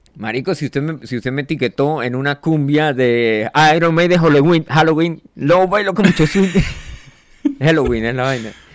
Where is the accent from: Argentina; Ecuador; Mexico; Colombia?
Colombia; yo soy un man colombiano. De hecho, mi, cédula fue hecha en Barranquilla, así que yo eh, técnicamente soy costeño.